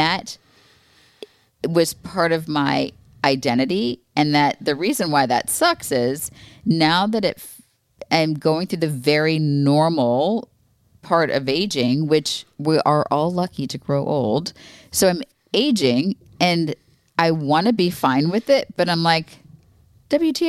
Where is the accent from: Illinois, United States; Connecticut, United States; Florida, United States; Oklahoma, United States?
Florida, United States; I grew up in Florida